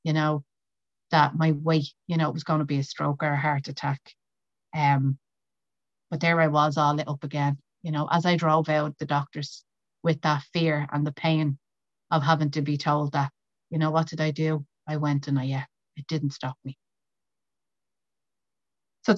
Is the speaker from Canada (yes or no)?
no; County Meath, Leinster, Ireland; I'm from County Meath in Ireland